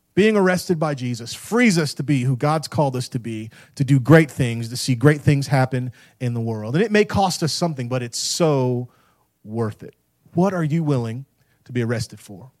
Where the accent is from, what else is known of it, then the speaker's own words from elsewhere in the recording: Tampa, Florida, United States; moved away; I grew up in Tampa, Florida